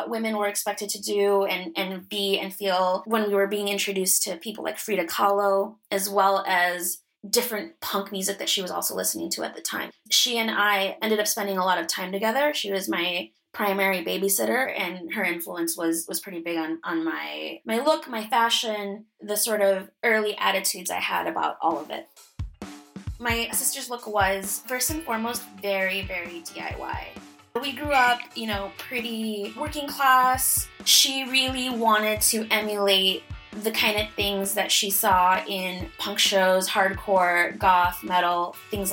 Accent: Chicago, Illinois, United States; now in Los Angeles, United States; I was born and raised in Chicago, Illinois

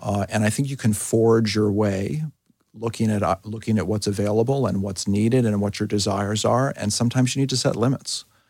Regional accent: New York City, New York, United States; moved away as an adult; now in Philadelphia, United States; I grew up in New York City

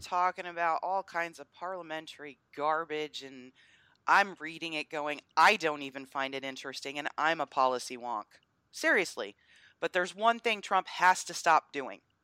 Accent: Northeast, United States; also born or lived in the South (US); now in US South; I'm from the Northeast and we don't have good teams up there really, so college football isn't the thing that it is where I live here in the South

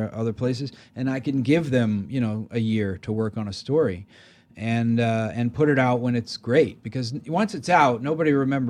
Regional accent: Maryland, United States; No, I mean, I grew up in Maryland, and the thing that really changed my life was, you know, I grew up in kind of the suburbs

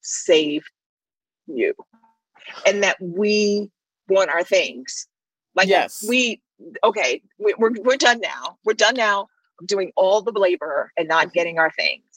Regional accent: Washington, District of Columbia, United States; moved away; also born or lived in New York; growing up in Washington, D.C., when it was Chocolate City

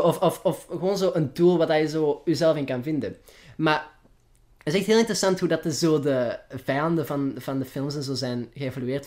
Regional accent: Flanders, Belgium; accent: Flemish; mijn Vlaams accent

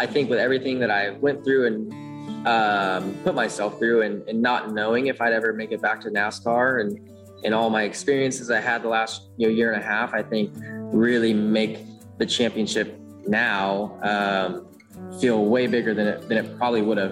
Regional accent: Elk Grove, California, United States; born or raised there; moved away

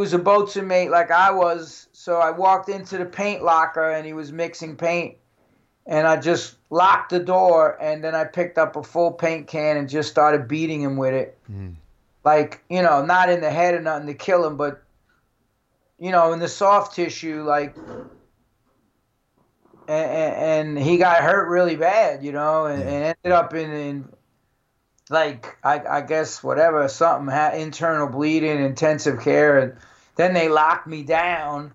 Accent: New York, United States; I'm from New York

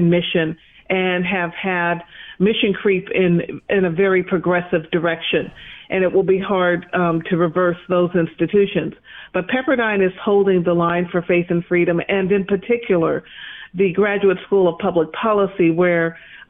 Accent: Bay Area, California, United States; moved away; also born or lived in Chicago; I was born in Chicago, but I grew up in the Bay Area and have lived in Southern California. So this is a return home to me and for me.

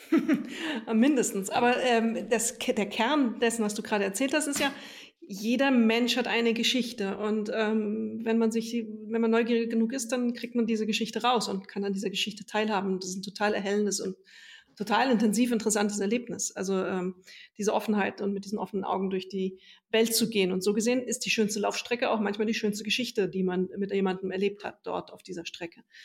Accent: Hesse, Germany; Wir sind ja beide aus Hessen

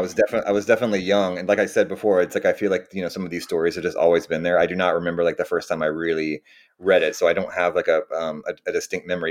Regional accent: Austin, Texas, United States; moved away as an adult; also born or lived in New York / California; now I'm back in uh, Austin, Texas, my my hometown

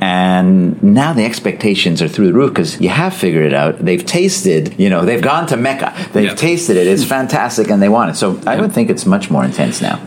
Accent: Montreal, Quebec, Canada; I grew up in Montreal.

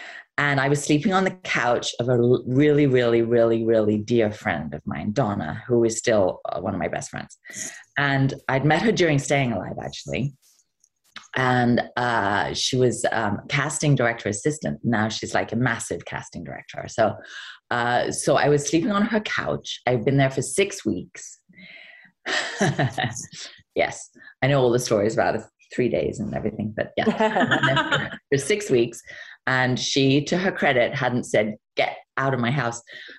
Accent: England, United Kingdom; And I remember saying, well, I'm English.

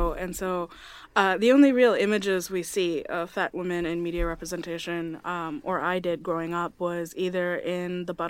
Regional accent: Bangladesh; I'm from Bangladesh, in South Asia in general, we come in a variety of skin tones.

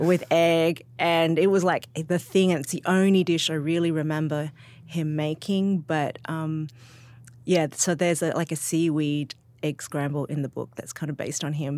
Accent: Sydney, New South Wales, Australia; moved away; I'm from Sydney.

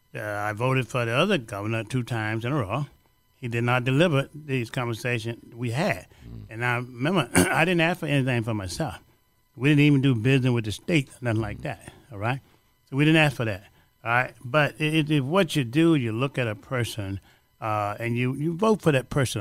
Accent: Louisiana, United States; now in Chicago, United States; I'm from Louisiana

